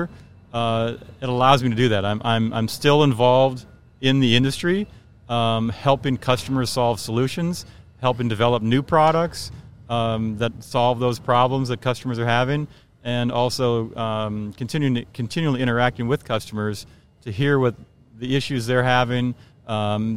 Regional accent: Minneapolis, Minnesota, United States; I grew up in the Minneapolis area. I kind of worked in the Minneapolis area my whole life

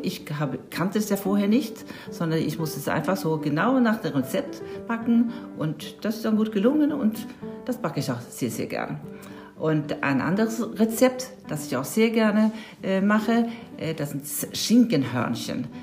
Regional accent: Sweden; now in Germany; ich komme ja aus Schweden, von Anfang

